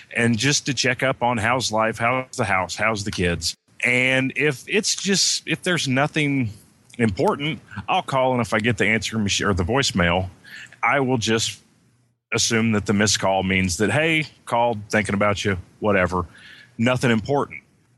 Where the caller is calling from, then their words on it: Indiana, United States; I am in the southwest tip of Indiana.